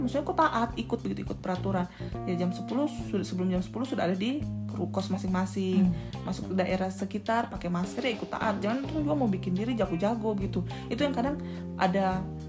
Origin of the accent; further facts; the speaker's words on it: Wamena, Highland Papua, Indonesia; moved away; saya dari Papua khususnya Wamena